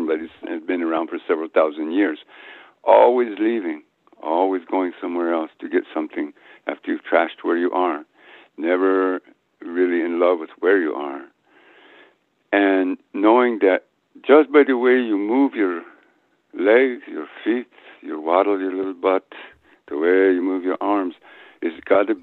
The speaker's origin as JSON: {"language": "English", "region": "New Mexico", "country": "United States", "tie": "born or raised there", "also_born_or_lived": "Guatemala", "moved": "as an adult", "said": "I was back in my homeland"}